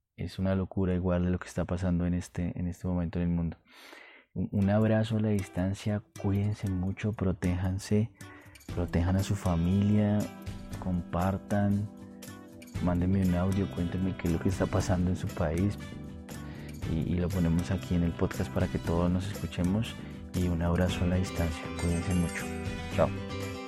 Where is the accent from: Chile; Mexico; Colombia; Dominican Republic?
Colombia; now in Bogotá, Colombia; mi país, en Colombia, precisamente en Bogotá